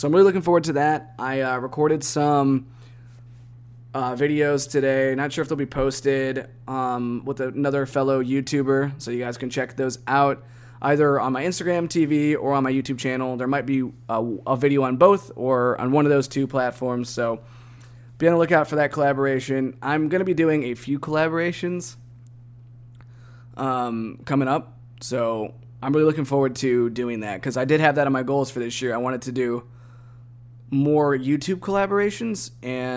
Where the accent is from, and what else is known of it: Cleveland, Ohio, United States; born or raised there; moved away